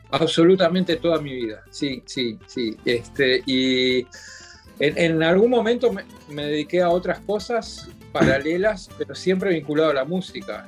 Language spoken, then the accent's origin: Spanish; Montevideo, Uruguay; yo nací en Montevideo en 1963, eh, en el hogar de un, de un luthier